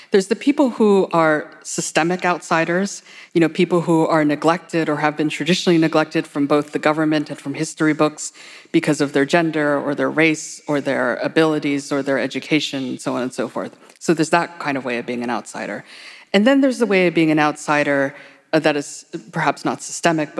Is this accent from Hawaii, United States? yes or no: yes; Hawaii, United States; now in New York, United States; when I was a child there